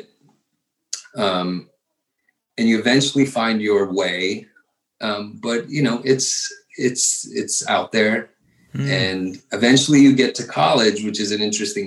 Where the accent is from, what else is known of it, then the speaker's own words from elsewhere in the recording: Virginia, United States; I was born in Virginia